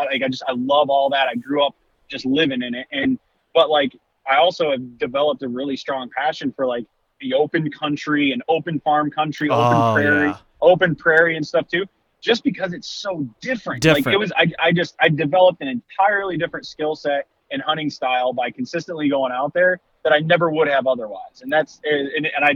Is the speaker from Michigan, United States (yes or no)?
yes; St. Joseph County, Michigan, United States; moved away as an adult; now in Illinois, United States; I grew up in the Southwest corner, St. Joe, hunted, you know, grew up in St. Joe County